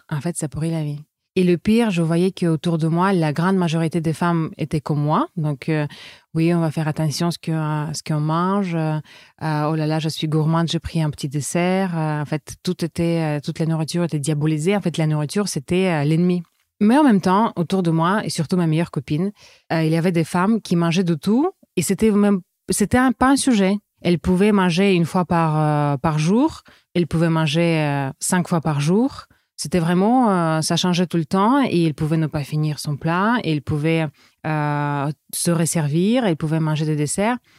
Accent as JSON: {"language": "French", "region": "Saint Petersburg", "country": "Russia", "tie": "born or raised there", "also_born_or_lived": "France", "second_language": "French", "moved": "as an adult", "lives_now": "New Caledonia", "said": "je suis russe. Je suis née à Saint-Pétersbourg. Mais ça fait déjà euh, plus de dix ans que je vis en France"}